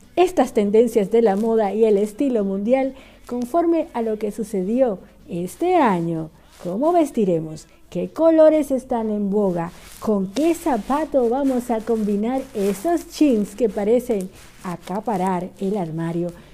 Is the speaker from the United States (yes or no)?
no; Dominican Republic; now in Buenos Aires, Argentina; una dominicana orgullosa y muy feliz de estar aquí en Buenos Aires, Argentina